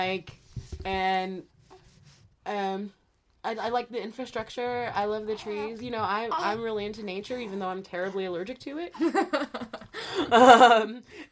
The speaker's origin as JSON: {"language": "English", "region": "Kansas", "country": "United States", "tie": "born or raised there", "moved": "as an adult", "lives_now": "Oregon, United States", "said": "growing up in Kansas in the middle of the country"}